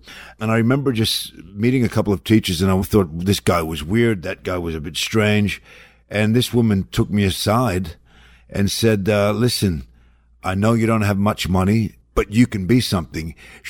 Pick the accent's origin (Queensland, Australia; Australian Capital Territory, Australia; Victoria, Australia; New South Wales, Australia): Victoria, Australia; Melbourne; now in United States; Because I came from Melbourne, Australia, off the plane